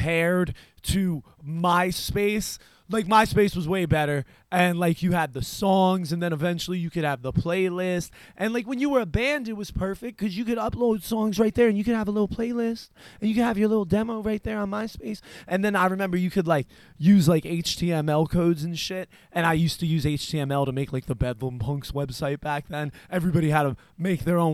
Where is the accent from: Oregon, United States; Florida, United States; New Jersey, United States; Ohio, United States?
New Jersey, United States; I am from New Jersey